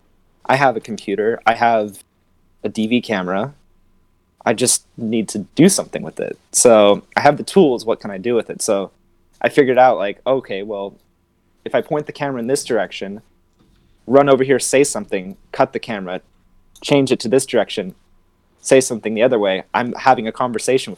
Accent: Los Angeles, California, United States; I'm from Los Angeles

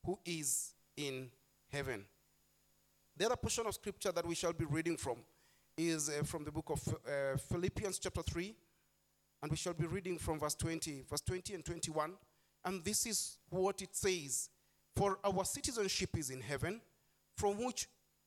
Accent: Nairobi, Kenya; I'm born and bred in Eastlands

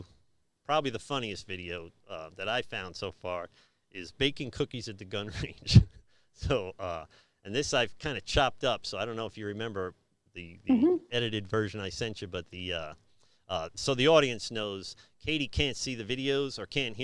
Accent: New York, United States; I grew up in New York

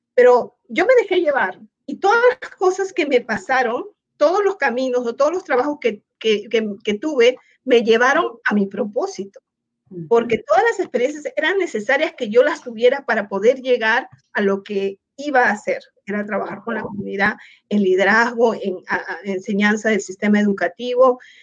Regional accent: Peru; moved away as an adult; now in United States; soy de Perú

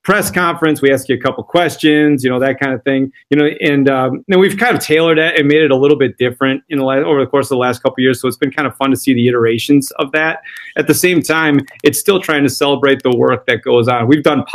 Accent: Fall Creek, Wisconsin, United States; I am from Fall Creek, Wisconsin

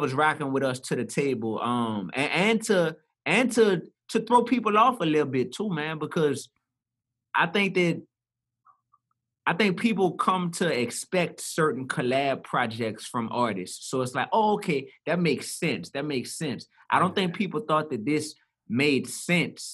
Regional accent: New Orleans, Louisiana, United States; I grew up in the Goose. That's a part of the Ninth Ward, east side of New Orleans

